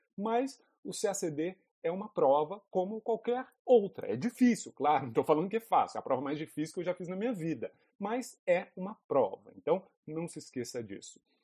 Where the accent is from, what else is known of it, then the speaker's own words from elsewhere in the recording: Lavras, Minas Gerais, Brazil; moved away as an adult; also born or lived in Brasília; Eu sou de Lavras, uma cidadezinha no sul de Minas Gerais.